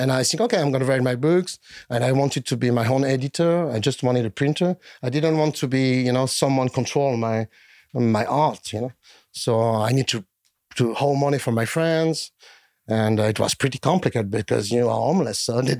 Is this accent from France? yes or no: yes; France; So in Europe, I'm accepted by like 1% of the community. And it's even worse in my home country.